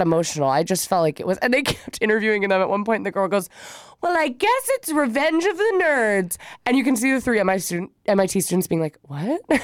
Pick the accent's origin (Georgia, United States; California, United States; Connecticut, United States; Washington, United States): California, United States